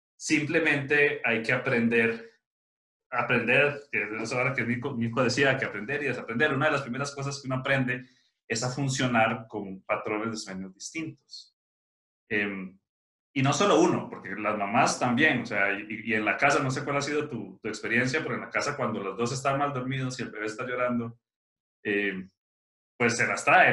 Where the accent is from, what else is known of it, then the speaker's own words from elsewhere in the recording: Costa Rica; yo soy de Costa Rica